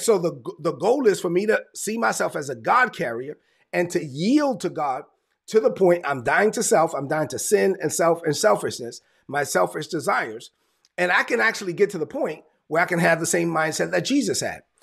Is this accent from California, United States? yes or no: no; New York City, New York, United States; I'm Dominican, I'm from New York, and I let everybody know I'm from Brooklyn